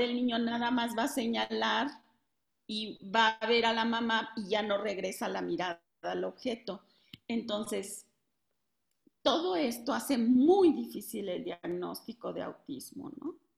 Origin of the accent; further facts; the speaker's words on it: Mexico; de México